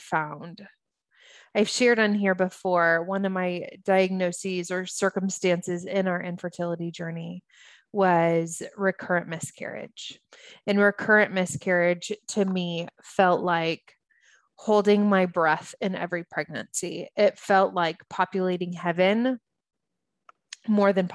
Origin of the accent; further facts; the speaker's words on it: United States; also born or lived in Los Angeles; as an American, it was my family, my people